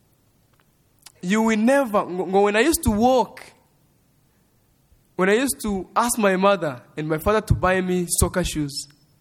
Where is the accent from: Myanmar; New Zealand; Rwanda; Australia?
Rwanda; moved away as an adult; now in Lubbock, United States; my parents are from Congo, but I grew up in Rwanda, and I was born in Rwanda